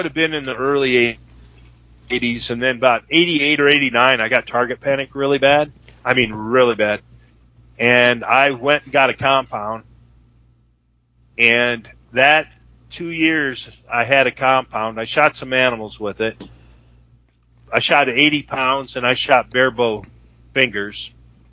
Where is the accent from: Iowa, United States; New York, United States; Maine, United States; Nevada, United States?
Iowa, United States; Solon; I grew up in Solon, Iowa, a little tiny town